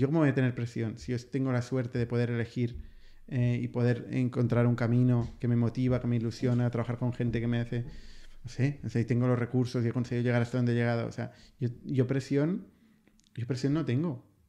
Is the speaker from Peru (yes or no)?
no; Spain; en España, que nos hinchamos nos hablamos tanto de nuestro modelo, nuestra sanidad